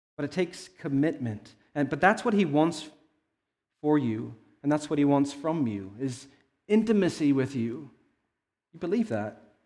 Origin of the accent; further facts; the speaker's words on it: Arizona, United States; I was born in Arizona